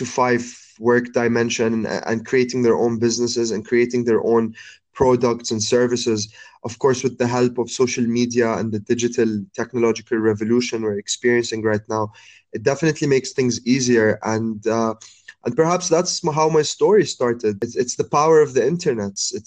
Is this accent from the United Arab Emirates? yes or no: yes; Abu Dhabi, United Arab Emirates; also born or lived in Jordan / Cairo; Like being a Middle Eastern man and growing up in Abu Dhabi, coming back to Jordan, and living all my life and studying in Cairo. So I spent most of my life in three really Arabic cities